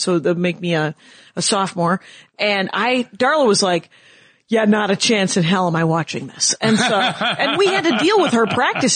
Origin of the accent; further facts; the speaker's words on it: Wisconsin, United States; cause I'm from Wisconsin. So there were a lot of Swedes, a lot of Norwegians, a lot of Poles.